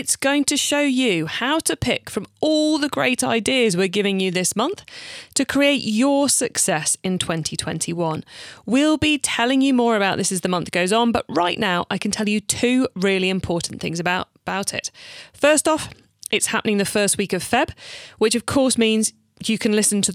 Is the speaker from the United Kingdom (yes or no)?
yes; United Kingdom; I'm British